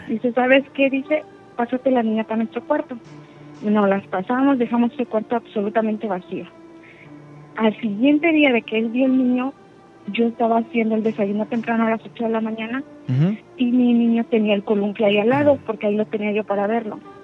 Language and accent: Spanish; Puebla, Mexico; now in Houston, United States; yo soy del estado de Puebla, pero ah, radico en Houston